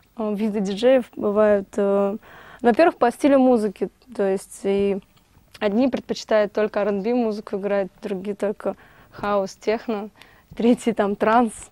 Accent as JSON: {"language": "Russian", "region": "Moscow", "country": "Russia", "tie": "born or raised there", "said": "Родилась в Москве"}